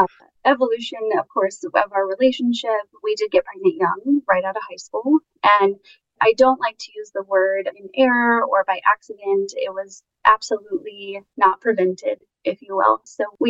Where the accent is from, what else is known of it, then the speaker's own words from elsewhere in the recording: Kansas City, Missouri, United States; City is my hometown, born and raised